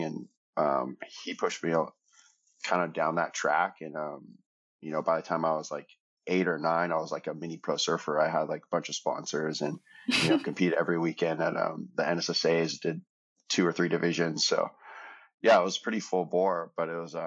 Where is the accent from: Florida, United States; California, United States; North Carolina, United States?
California, United States; San Clemente; I grew up in San Clemente